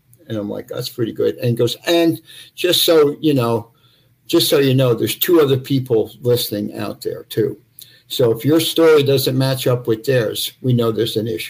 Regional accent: Forest Hills, New York, United States; I grew up in Forest Hills.

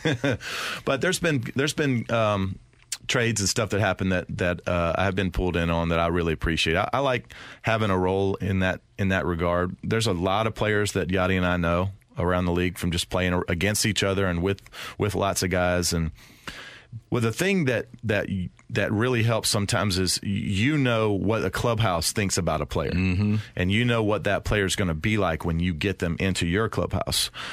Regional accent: the South, United States; I'm from the South

